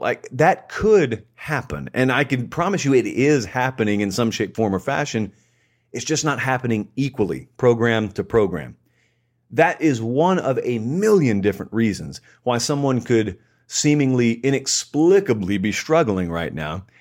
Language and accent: English; Georgia, United States; in the great state of Georgia, my home state